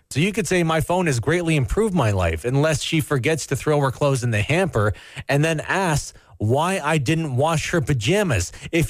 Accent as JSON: {"language": "English", "country": "Canada", "said": "as a Canadian"}